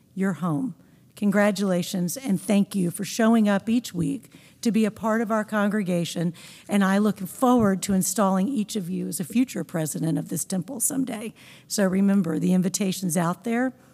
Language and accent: English; Pine Bluff, Arkansas, United States; now in Memphis, United States; growing up in Pine Bluff, Arkansas